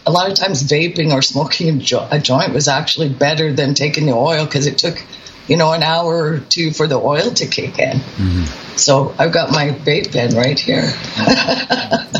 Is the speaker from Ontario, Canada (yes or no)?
no; British Columbia, Canada; I'm from British Columbia